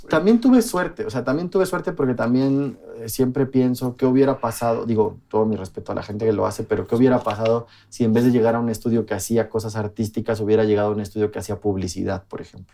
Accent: Mexico City, Mexico; Yo crecí en un barrio periférico de la Ciudad de México.

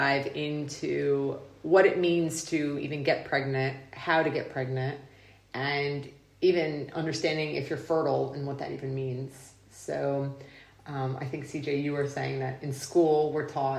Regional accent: Texas, United States; moved away; I'm from Texas

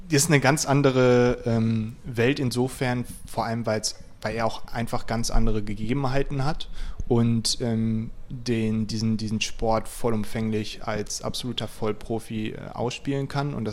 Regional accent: Lower Saxony, Germany; Ich komme aus Ostfriesland.

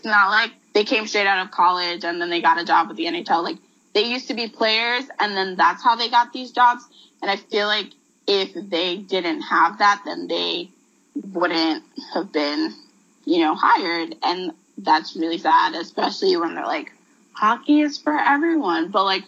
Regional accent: New York, United States; I'm from New York.

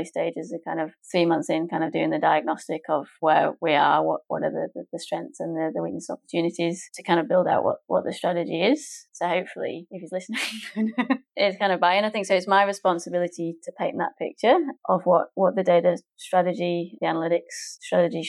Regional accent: England, United Kingdom; moved away as an adult; now in Melbourne, Australia; I'm English, my partner's English

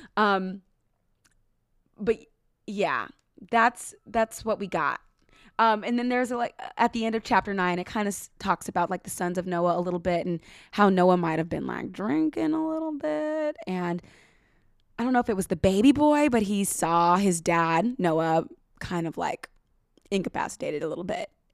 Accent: United States; I'm American

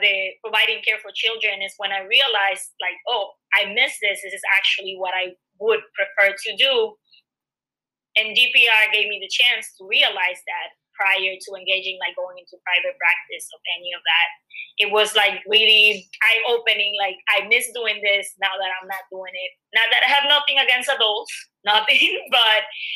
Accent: Dominican Republic; moved away as an adult; now in New York, United States; I was born and raised in the Dominican Republic. I moved to New York about 9 years ago, and I was already a dentist back home when I moved to New York

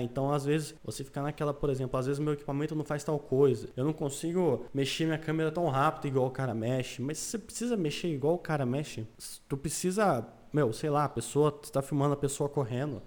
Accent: Paraná, Brazil; eu sou do Paraná

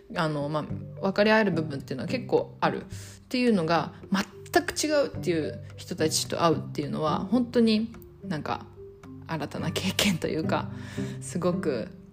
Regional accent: Japan; 私はまあ日本で生まれ育って。で、まあ、日本人

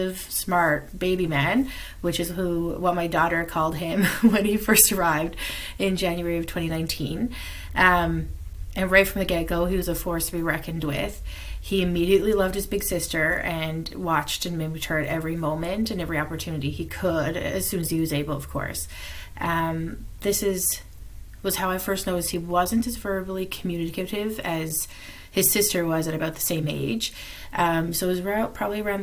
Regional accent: Mount Pearl, Newfoundland and Labrador, Canada; moved away as an adult; also born or lived in Regina, Saskatchewan; I'm originally from Mount Pearl, Newfoundland

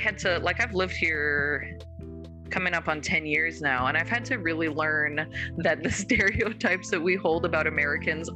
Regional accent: Calgary, Alberta, Canada; moved away as an adult; also born or lived in South Dakota / Colorado; I'm from Calgary

